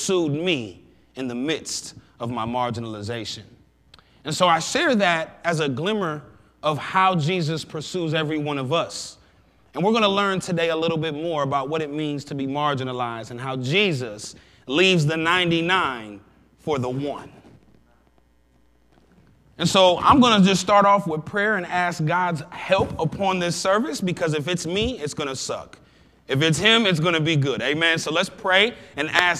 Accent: Sandusky, Ohio, United States; I grew up in Sandusky, Ohio

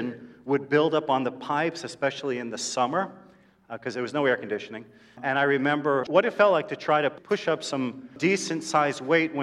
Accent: New York City, New York, United States; I am a New Yorker

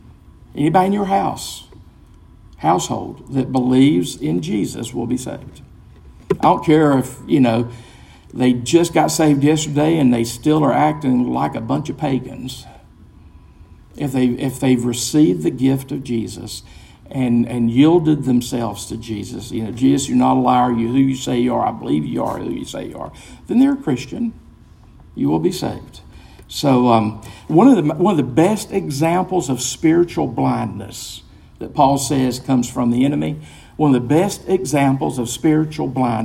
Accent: American Southerner, United States; it's an objective fact that I'm American. You ask me, are you a Southerner? And I say, well, I hope so. I'm trying to be

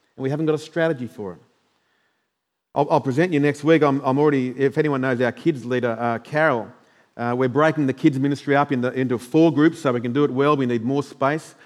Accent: Queensland, Australia; as normal Queenslanders

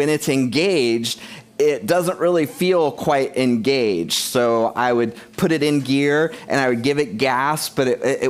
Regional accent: United States; I'm American

